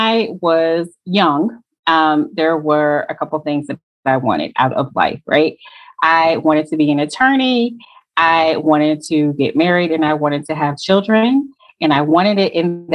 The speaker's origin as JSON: {"language": "English", "region": "Connecticut", "country": "United States", "moved": "yes", "lives_now": "Atlanta, United States", "said": "I currently live in Atlanta, but I'm originally from Connecticut"}